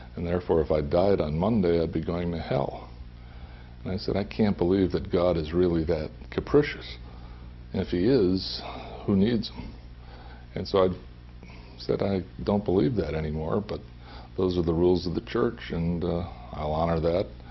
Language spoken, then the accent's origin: English; Holyoke, Massachusetts, United States; moved away; I grew up in the Roman Catholic Church in uh, Holyoke, Massachusetts.